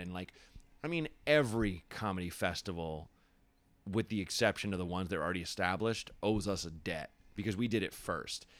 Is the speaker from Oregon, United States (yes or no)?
yes; Portland, Oregon, United States; moved away; also born or lived in Chicago / Los Angeles; was born in Chicago, but I grew up in Portland.